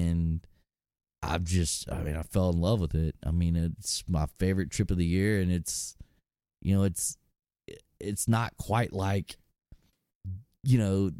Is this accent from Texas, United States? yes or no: yes; Texas, United States; I'm from Texas